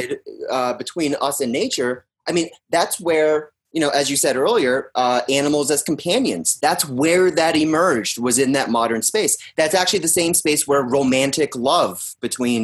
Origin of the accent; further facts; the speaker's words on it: Pittsfield, Massachusetts, United States; moved away; I'm from Pittsfield, Mass, which is in Western